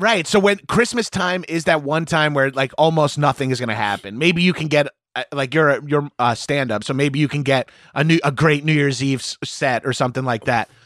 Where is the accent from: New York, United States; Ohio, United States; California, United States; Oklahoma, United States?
New York, United States; Long Island; moved away as an adult; also born or lived in Brooklyn; now in New York City, United States; my desire to get out of my hometown, uh, even though I only moved forty minute, forty-five minutes